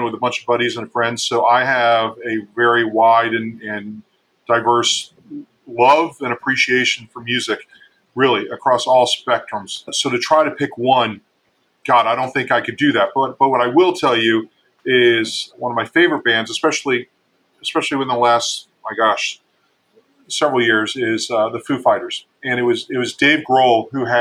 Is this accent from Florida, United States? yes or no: yes; Miami, Florida, United States; I grew up in Miami